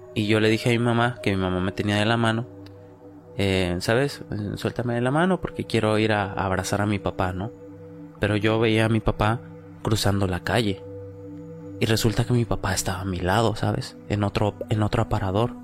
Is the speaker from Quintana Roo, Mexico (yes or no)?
no; Oaxaca, Mexico; Nosotros que venimos pues de Oaxaca